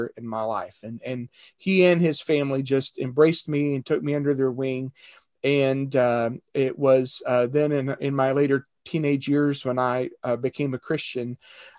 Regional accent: Winchester, Kentucky, United States; moved away as an adult; also born or lived in Portage, Indiana / Elgin, Illinois / Nashville, Tennessee / Florida; I was born in Winchester, Kentucky. And lived there all of my growing up years.

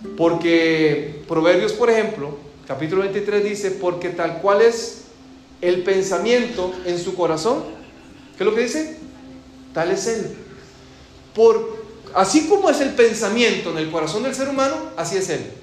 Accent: Costa Rica; moved away; en el vecindario donde yo crecí, en mi país

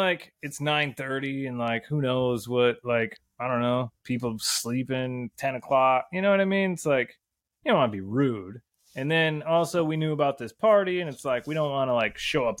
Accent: Michigan, United States; we're Americans from Michigan

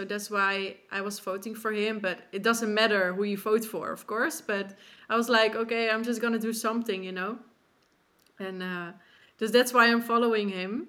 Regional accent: Netherlands; I'm from the Netherlands

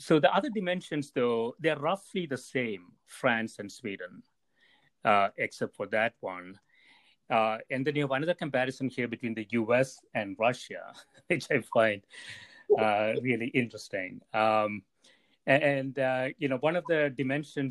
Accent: South India, India; moved away as an adult; now in United States; I grew up in South India. I spent almost half my life in India and the other half here in the U.S.

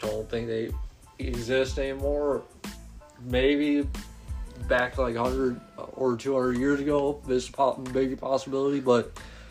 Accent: United States; We're American.

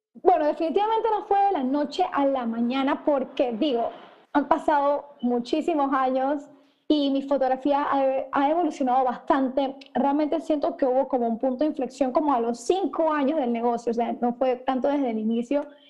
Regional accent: Panama; soy panameña, empecé mi negocio cuando tenía 17 años en el colegio

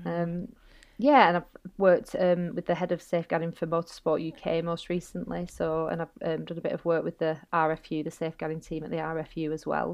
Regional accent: Bolton, North West England, United Kingdom; accent: northern; moved away as an adult; also born or lived in London; you might hear my northern accent, um, I'm from Bolton, and, um, I ended up coming back home

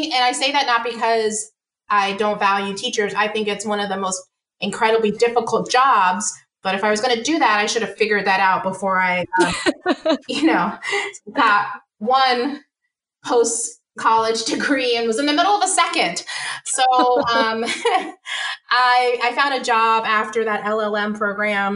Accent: Washington, District of Columbia, United States; moved away as an adult; also born or lived in the South; I moved back home. So I moved from the South to the DC area.

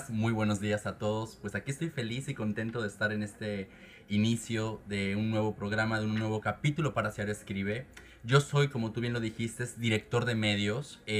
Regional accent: Cancún, Quintana Roo, Mexico; moved away as an adult; also born or lived in Washington state; now in Washington, United States; yo soy de Cancún, soy mexicano de nacimiento y bueno, pues tengo que cuatro o cinco años voy a cumplir ya viviendo en el estado de Washington.

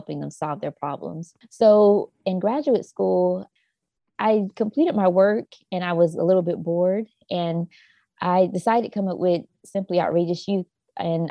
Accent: Jacksonville, North Carolina, United States; I grew up in a small town called Jacksonville, North Carolina. It's very rural. And yes, Southern girls of North Carolina

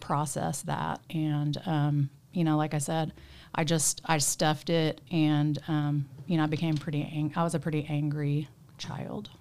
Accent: Tulsa, Oklahoma, United States; also born or lived in Jenks, Oklahoma; I grew up in Tulsa, um, kinda straddled Tulsa and Jinx because my parents got a divorce when I was five.

